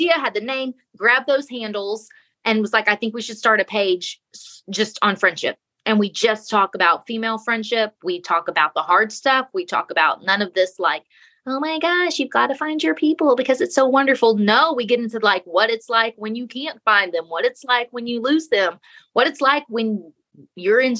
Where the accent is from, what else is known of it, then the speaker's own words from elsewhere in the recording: Texas, United States; I'm from Texas